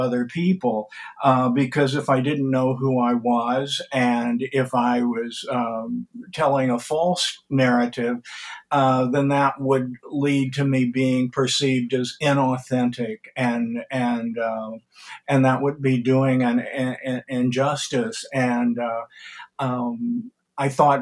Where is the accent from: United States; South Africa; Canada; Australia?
United States; Columbia, Missouri; also born or lived in Manhasset, New York; I was born in Columbia, Missouri